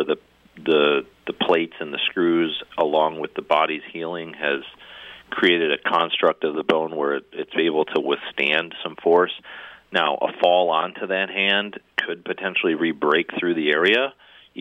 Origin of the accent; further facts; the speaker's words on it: Minnesota, United States; moved away; I grew up in Minnesota. I played hockey my whole life.